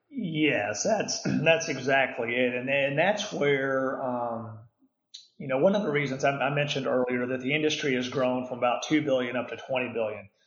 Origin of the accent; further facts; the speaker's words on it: Houston, Texas, United States; now in Dallas, United States; I grew up in the Houston area